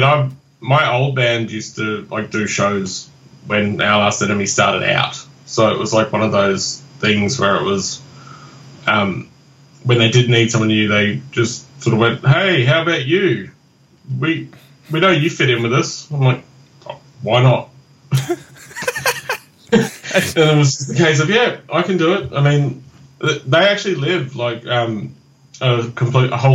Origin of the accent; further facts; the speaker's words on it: Brisbane, Queensland, Australia; I'm from Brisbane in Queensland.